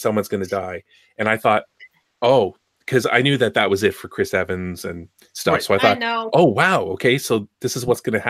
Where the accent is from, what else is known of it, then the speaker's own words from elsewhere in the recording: Canada; As a foreigner, someone who's not from your country, as a Canadian